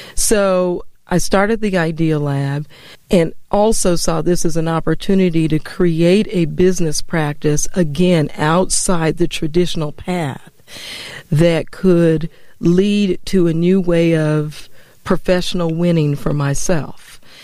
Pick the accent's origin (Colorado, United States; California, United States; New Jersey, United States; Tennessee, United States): Colorado, United States; Denver; moved away as an adult; also born or lived in Atlanta; I grew up in Denver, Colorado